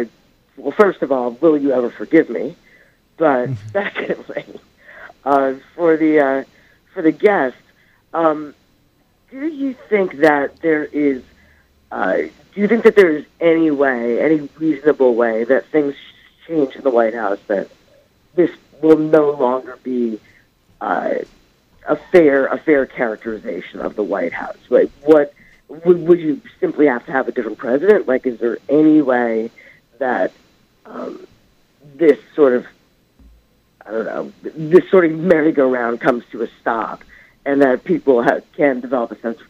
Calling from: New York, United States; I'm calling from Manhattan.

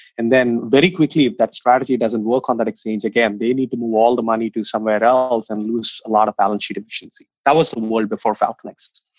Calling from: San Francisco, California, United States; Calling in from San Francisco

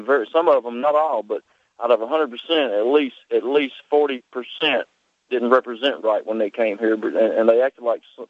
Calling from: Jackson, Tennessee, United States; I'm calling from Jackson, Tennessee, and represent Jackson, Tennessee. It's a good place to be, good place to visit, but there's a lot of issues there.

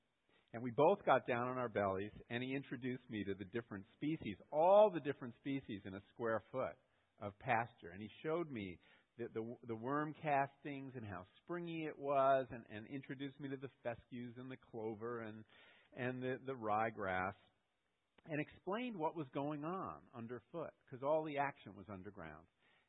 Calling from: Connecticut, United States; And I said, no, I'm calling from Connecticut, and I was wondering if you could send me one.

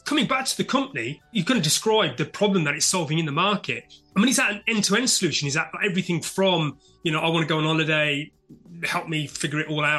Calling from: London, United Kingdom; and I'm speaking from London, UK.

